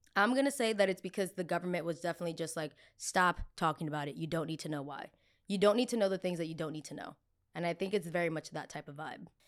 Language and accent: English; New Jersey, United States; I'm from Jersey